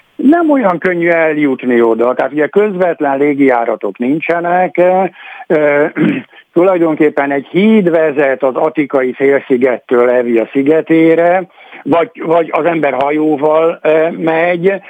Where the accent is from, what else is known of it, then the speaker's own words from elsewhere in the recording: Greece; arról a szigetről, ahol származom